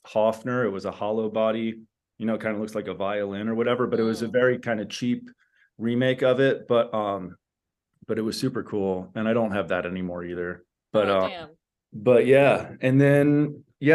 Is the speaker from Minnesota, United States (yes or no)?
no; La Crescenta, California, United States; also born or lived in New York City / Miami, Florida; I was born in New York City, moved when I was young, like 4 years old, to Miami, Florida. And then we moved out here right before the sixth grade for me, which I think was like 1990 thereabouts. I grew up in La Crescenta